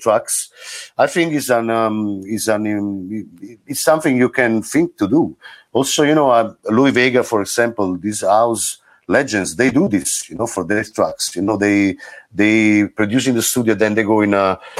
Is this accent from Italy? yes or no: yes; Caserta, Campania, Italy; also born or lived in Naples; I grew up in Napoli. Scene. I'm from Caserta, but the scene, the music scene was in Napoli